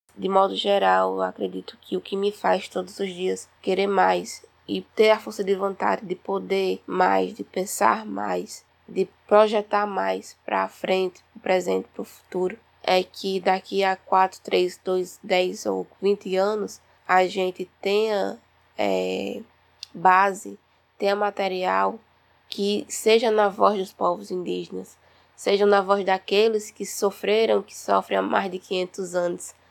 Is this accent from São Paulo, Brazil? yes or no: no; Truká people, Pernambuco, Brazil; sou aqui do Povo Trucado